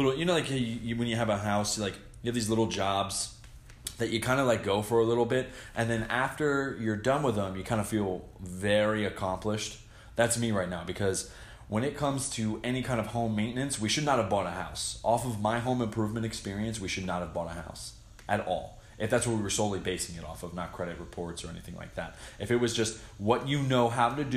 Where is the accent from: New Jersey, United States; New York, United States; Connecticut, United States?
New Jersey, United States; moved away; Growing up in Jersey was fun